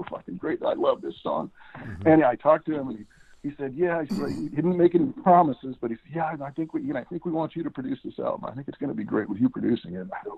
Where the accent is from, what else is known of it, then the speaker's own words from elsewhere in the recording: Texas, United States; moved away; We're both from Texas.